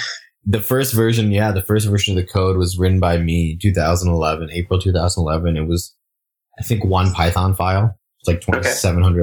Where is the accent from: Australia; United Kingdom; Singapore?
Singapore; moved away; I grew up in Singapore